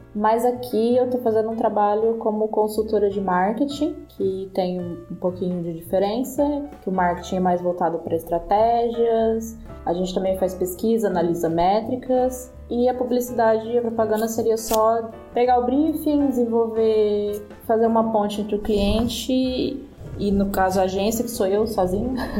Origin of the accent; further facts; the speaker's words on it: interior of São Paulo, Brazil; moved away as an adult; now in Portugal; eu vim do interior de São Paulo, então eu morei 27 anos numa cidadezinha de 100 mil habitantes